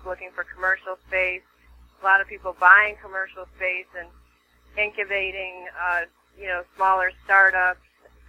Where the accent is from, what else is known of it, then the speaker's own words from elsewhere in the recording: California, United States; now in Venice, United States; I came from the Bay Area, where I was a top producing agent for 13 years, moved here about a year ago, and I live in Venice